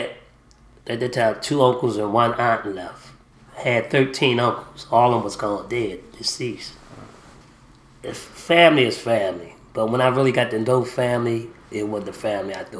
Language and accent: English; Philadelphia, Pennsylvania, United States; also born or lived in McRae, Georgia; I was raised up in Philadelphia, Pennsylvania, but I was born in McRae, Georgia